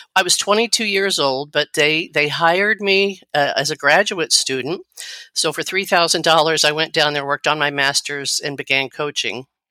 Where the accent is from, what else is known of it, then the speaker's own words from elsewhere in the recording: Missouri, United States; I grew up in Missouri